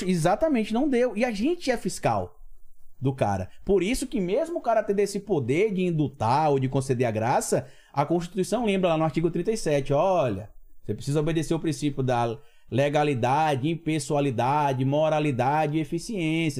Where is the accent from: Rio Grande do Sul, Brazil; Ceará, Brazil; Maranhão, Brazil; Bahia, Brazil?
Bahia, Brazil; Itabuna; now in Aracaju, Brazil; na minha cidade natal é Itabuna, lá no extremo sul da Bahia, cidade do Jorge Amado também. Hoje eu moro em Aracaju, mas eu sou natural de Itabuna